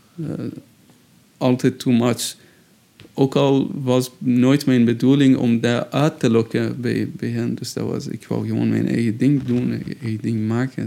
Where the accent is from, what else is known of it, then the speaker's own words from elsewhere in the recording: Shiraz, Fars, Iran; Dutch is a second language; moved away as an adult; also born or lived in Tehran, Iran; now in Brussels, Belgium; mijn geboortestad, eh, waar ik, eh, woonde, Shiraz